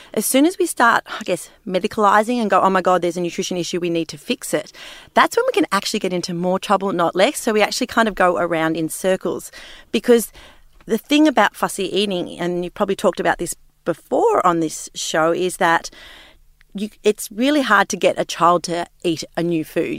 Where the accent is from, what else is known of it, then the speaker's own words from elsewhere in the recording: Sydney, New South Wales, Australia; growing up in Sydney